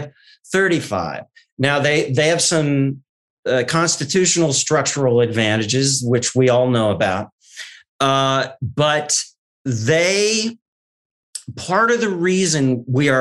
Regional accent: Wisconsin, United States; I'm from Wisconsin

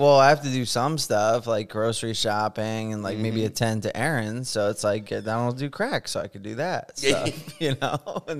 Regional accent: Morris County, New Jersey, United States; moved away as an adult; now in Florida, United States; I'm from Jersey.

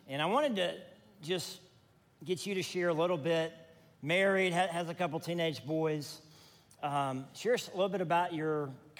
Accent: Gulfport, Mississippi, United States; So Matt is actually from my hometown, Gulfport, Mississippi.

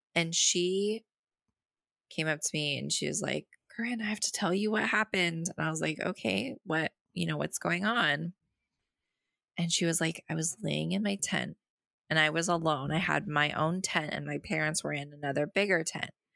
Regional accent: Boise, Idaho, United States; I grew up in Boise

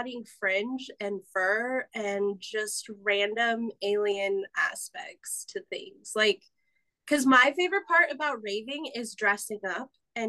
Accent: Arizona, United States; I'm from Arizona

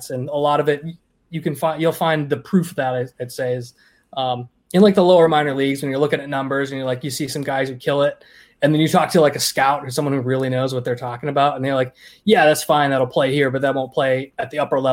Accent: Maine, United States; moved away as an adult; also born or lived in Connecticut / Florida; now in New Hampshire, United States; I grew up in Maine, moved to Connecticut, moved to New Hampshire, moved to Florida, moved back. I'm back in New Hampshire

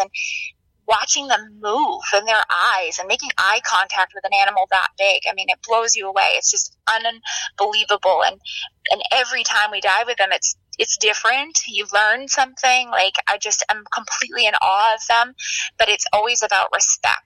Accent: Maine, United States; I grew up in Maine

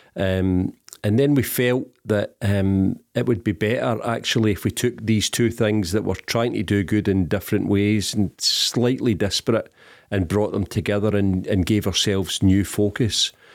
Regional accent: Glasgow, Scotland, United Kingdom; I'm from the East End of Glasgow, um, a couple of miles further east than, than Celtic Park

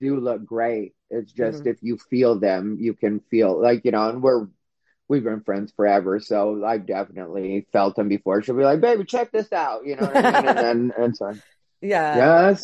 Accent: Arizona, United States; I'm from Arizona and we have a high Native population

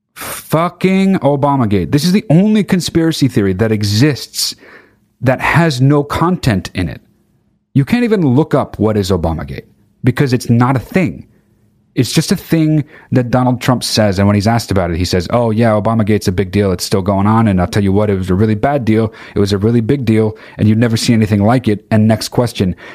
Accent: United Kingdom; I'm fucking British.

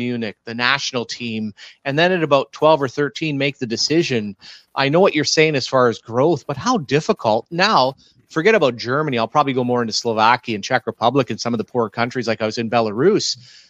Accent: Canada; it's even different here in Canada, because growing up, I had soccer.

